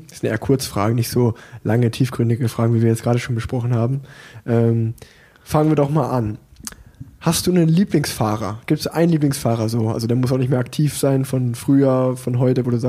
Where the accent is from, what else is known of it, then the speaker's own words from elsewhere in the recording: Unna, North Rhine-Westphalia, Germany; born there; now in Cologne, Germany; Ich meine, als gebürtiger Uneraner, das liegt ja eigentlich äh